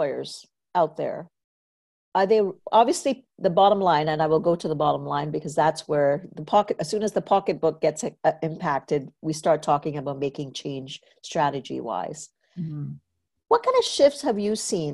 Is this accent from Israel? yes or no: no; Trinidad & Tobago; moved away; I grew up in Trinidad and Tobago